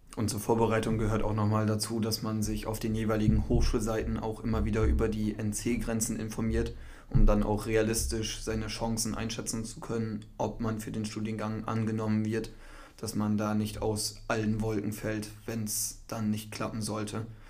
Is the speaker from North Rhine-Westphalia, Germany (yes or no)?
no; Cloppenburg area, Lower Saxony, Germany; moved away as an adult; now in Emden, Germany; ich komme aus dem Kloppenburger Raum und bin vor einem Jahr nach Emden gezogen